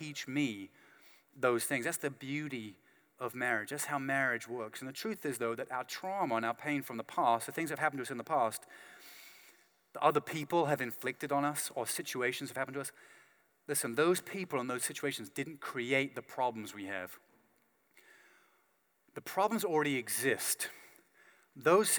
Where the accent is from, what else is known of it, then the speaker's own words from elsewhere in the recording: United Kingdom; I'm British